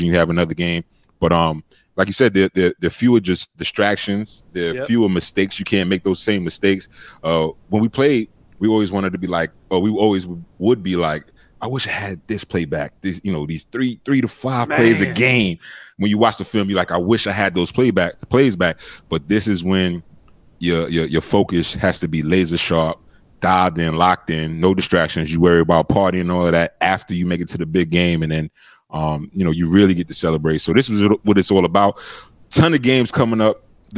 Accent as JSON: {"language": "English", "region": "New York", "country": "United States", "tie": "born or raised there", "said": "growing up in New York"}